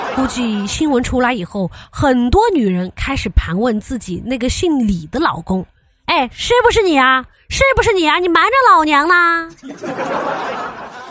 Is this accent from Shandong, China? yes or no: no; Chengdu, Sichuan, China; 我本来就是陈都的，咱们方言都是统一的